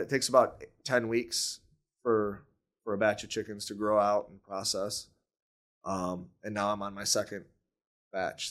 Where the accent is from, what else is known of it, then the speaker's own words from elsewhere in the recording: Newaygo, Michigan, United States; now in Grand Rapids, United States; I grew up north of Grand Rapids in a little town called Nuevo